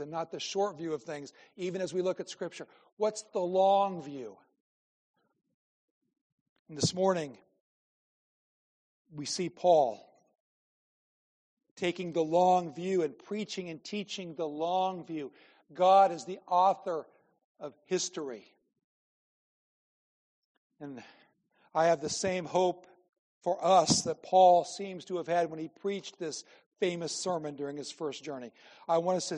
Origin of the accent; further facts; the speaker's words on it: Norfolk, Nebraska, United States; I was born in Norfolk. Norfolk, Nebraska